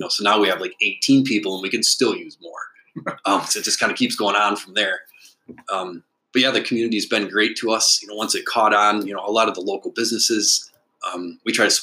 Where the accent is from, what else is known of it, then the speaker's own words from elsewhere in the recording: Alpena, Michigan, United States; I was born in Alpena, so I'm definitely a native. I went to Alpena High School